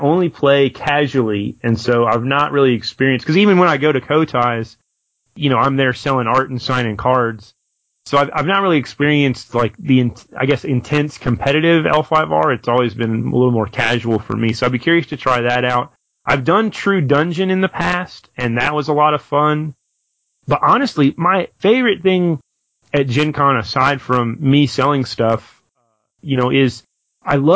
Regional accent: Nashville, Tennessee, United States; I'll be back in my hometown of Nashville

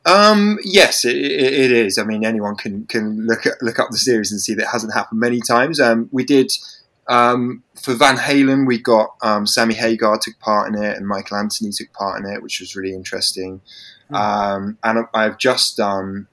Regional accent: England, United Kingdom; being English

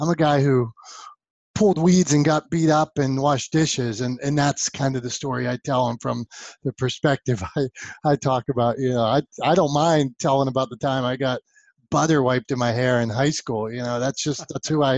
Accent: Pittsburgh, Pennsylvania, United States; I am from Pittsburgh, Pennsylvania, the city of champions.

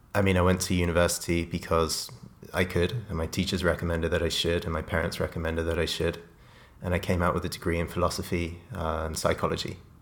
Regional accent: Oxfordshire, South East England, United Kingdom; growing up in Oxfordshire, the south of England

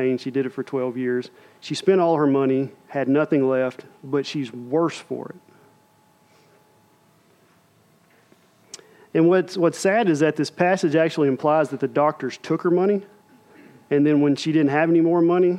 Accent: United States; we as American believers

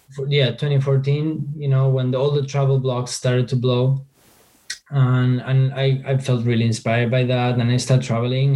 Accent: Argentina; I'm from argentina i was born in argentina

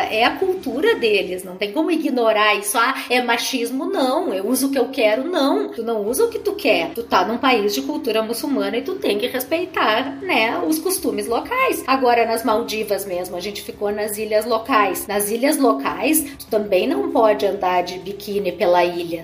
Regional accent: Brazil; eu sou brasileira

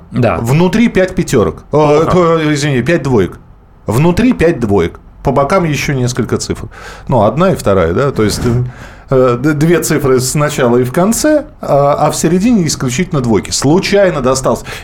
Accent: Stavropol, Stavropol Krai, Russia; 126 с регионом 126, я из Ставрополя.

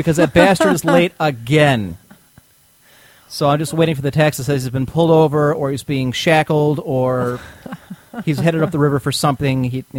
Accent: Cleveland, Ohio, United States

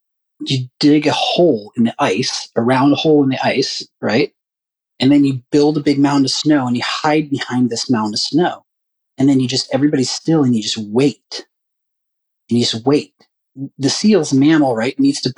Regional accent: North Carolina, United States; I'm from North Carolina originally too. And I did have some early pig picking memories and stuff like that.

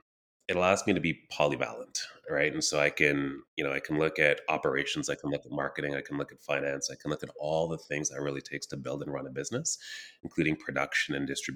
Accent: Elmer, Quebec, Canada; also born or lived in Trinidad and Tobago / Ottawa, Ontario; now in Kitchener-Waterloo, Canada; I was born in Trinidad and Tobago, immigrated to Canada when I was four, and grew up around the Western Quebec, Eastern Ontario region. So small town called Elmer, Quebec, 40 minutes from Ottawa

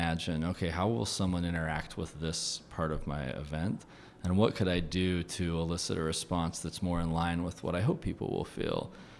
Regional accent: Farmington, Utah, United States; I grew up in Farmington, like a half hour from Salt Lake

